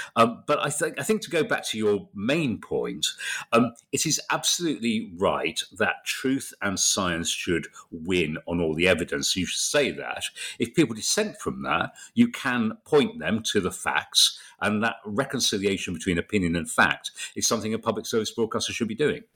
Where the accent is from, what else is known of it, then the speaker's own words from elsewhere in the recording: Bradford, Yorkshire and the Humber, United Kingdom; moved away as an adult; also born or lived in London; I was from Bradford